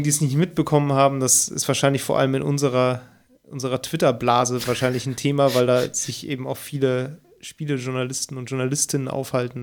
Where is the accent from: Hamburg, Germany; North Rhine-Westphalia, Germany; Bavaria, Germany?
North Rhine-Westphalia, Germany; near Cologne; obwohl ich aus der Nähe von Köln komme